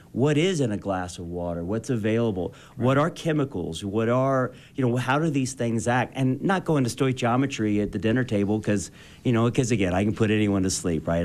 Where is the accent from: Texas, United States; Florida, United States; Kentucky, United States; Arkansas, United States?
Kentucky, United States; Eastern; also born or lived in Boston; now in Utah, United States; I'm from Eastern Kentucky